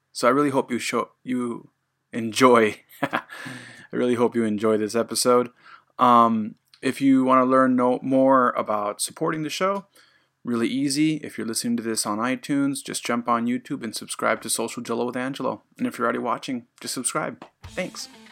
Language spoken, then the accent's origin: English; Puerto Rico; now in Japan; I'm, I'm Puerto Rican